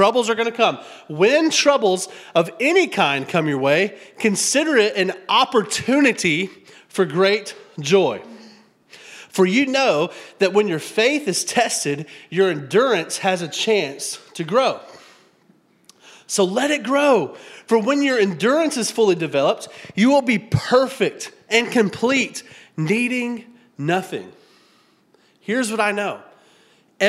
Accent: Tennessee, United States; also born or lived in South Florida; Now, we grew up in Tennessee, my wife and I, and we were used to having seasons.

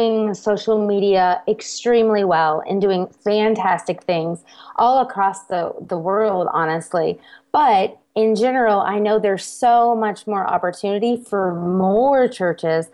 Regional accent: South Carolina, United States; moved away as an adult; also born or lived in Germany / Texas / Tennessee; my hometown in South Carolina

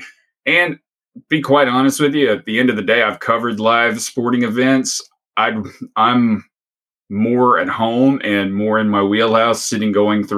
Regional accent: Tennessee, United States; growing up in Tennessee. I mean, my dad would take me to, I mean, we had season tickets to go see the Volunteers play

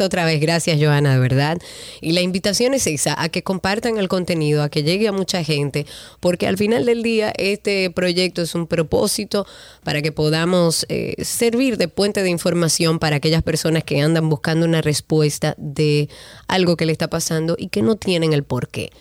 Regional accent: Dominican Republic

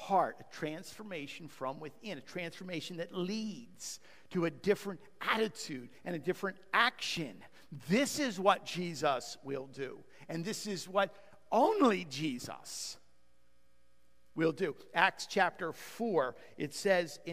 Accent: United States; we're American.

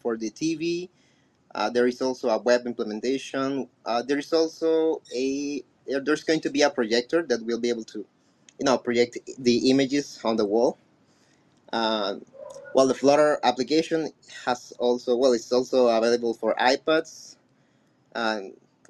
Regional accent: Colombia; first language Spanish; English is a second language; I'm from Colombia

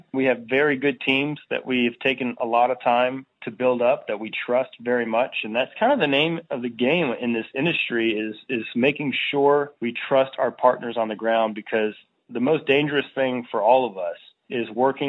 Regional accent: Virginia, United States; In my hometown here in Virginia, they say the same thing.

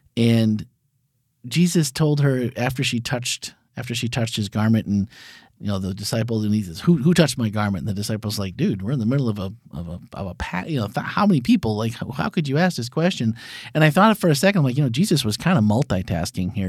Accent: Wisconsin, United States; I grew up in Wisconsin, so there were dairy farms everywhere.

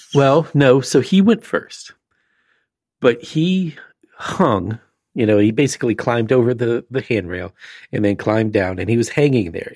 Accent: Florida, United States; as a kid growing up in Florida

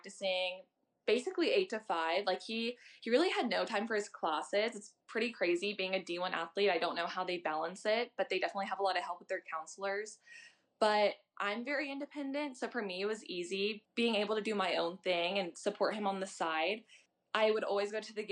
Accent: St. Louis, Missouri, United States; I'm from St. Louis

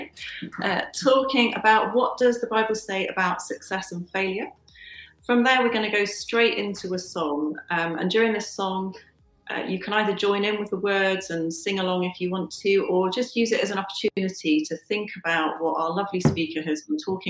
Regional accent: United Kingdom; being British

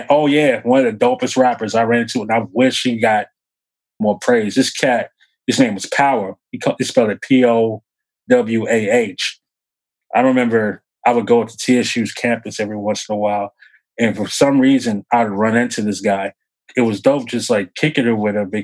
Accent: Nashville, Tennessee, United States; born or raised there

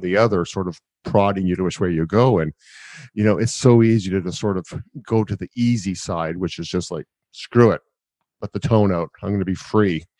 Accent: Canada; as a Canadian

